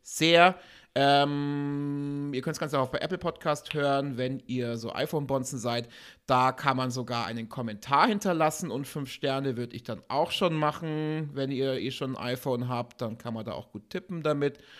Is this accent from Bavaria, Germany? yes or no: yes; Augsburg, Bavaria, Germany; hier in Augsburg, meine Heimatstadt